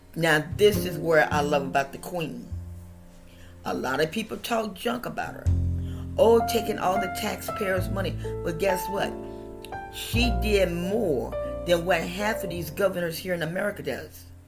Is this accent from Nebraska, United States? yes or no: no; West Virginia, United States; I was born in West Virginia